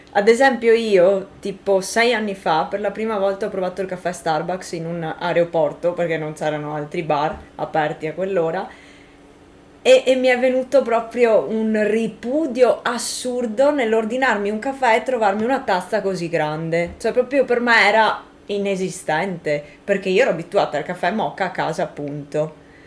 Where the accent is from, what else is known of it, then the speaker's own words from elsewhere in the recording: Italy; moved away; del paese in cui sono cresciuta